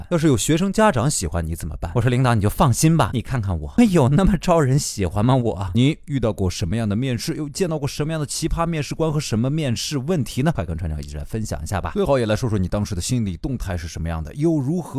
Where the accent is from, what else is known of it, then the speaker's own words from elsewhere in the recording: Hunan, China; 我生在湖南，我爸爸是山东人，妈妈是福建人，我从小看着新闻联播学。学着普通话长大的行不行？